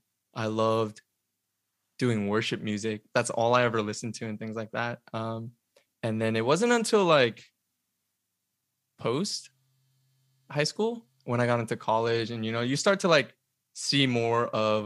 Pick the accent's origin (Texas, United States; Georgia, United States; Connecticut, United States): Georgia, United States; Atlanta; moved away as an adult; now in Los Angeles, United States; I was born and raised in Atlanta.